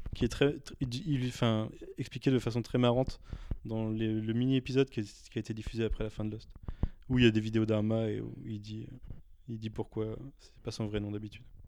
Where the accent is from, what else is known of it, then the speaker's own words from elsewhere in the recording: France; on est français